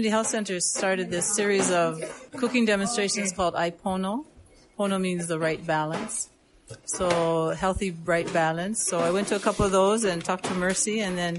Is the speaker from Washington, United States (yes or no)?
yes; Leavenworth, Washington, United States; moved away as an adult; now in Molokai, United States; I grew up in Leavenworth, Washington